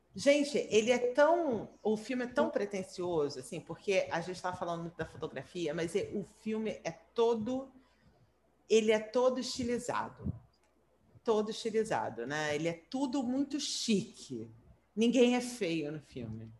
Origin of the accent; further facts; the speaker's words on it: Brazil; eu, como brasileira